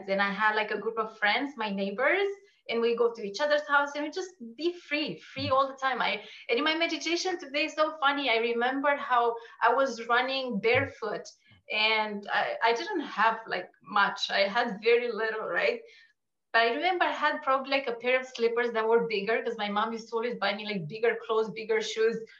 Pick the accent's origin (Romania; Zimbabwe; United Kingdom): Romania; moved away as an adult; now in Canada; So I'm Romanian. Okay. And I grew up in Romania. I came to Canada when I was 18